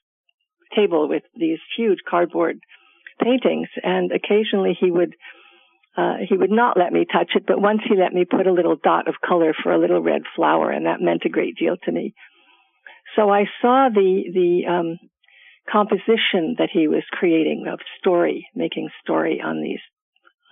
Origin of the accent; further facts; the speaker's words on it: New York City, New York, United States; I grew up in Manhattan in the Village in New York City